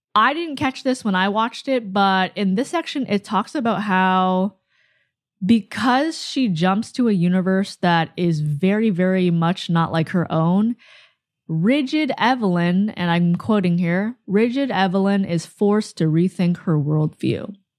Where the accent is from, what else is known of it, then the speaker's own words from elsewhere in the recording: Canada; I'm Canadian, I mean, I'm Asian Canadian